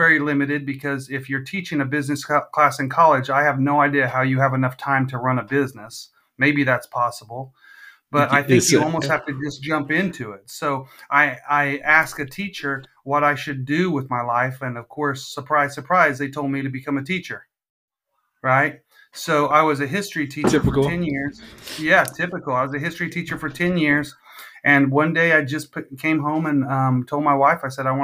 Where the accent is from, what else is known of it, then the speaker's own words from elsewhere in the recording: Visalia, California, United States; now in Missouri, United States; I'm from California originally, the Valley